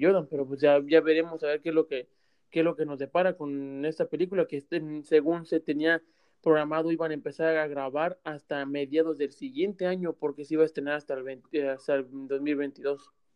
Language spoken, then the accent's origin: Spanish; Mexico; moved away; que somos de México